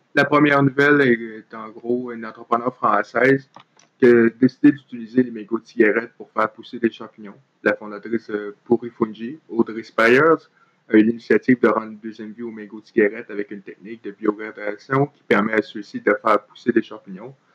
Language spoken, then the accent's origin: French; Trois-Rivières, Quebec, Canada; je suis originaire de Trois-Rivières et j'ai vécu là euh, la majeure partie de ma vie